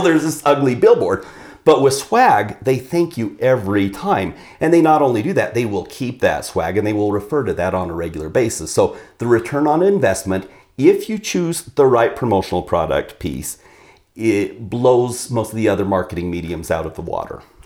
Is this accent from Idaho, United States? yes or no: yes; Idaho, United States; also born or lived in Southern Oregon; we were in Southern Oregon, so I came back to Idaho